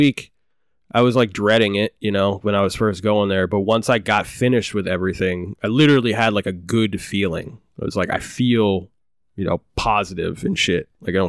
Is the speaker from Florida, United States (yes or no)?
no; Maine, United States; Growing up in Maine. Origin Maine.